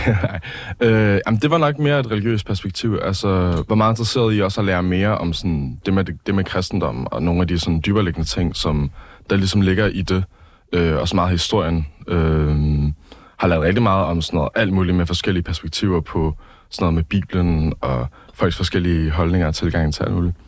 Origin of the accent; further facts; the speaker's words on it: Copenhagen, Capital Region of Denmark, Denmark; jeg er opvokset i København